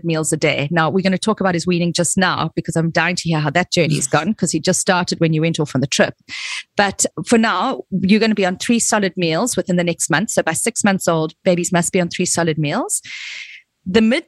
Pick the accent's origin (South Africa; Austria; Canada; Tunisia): South Africa; I come from South Africa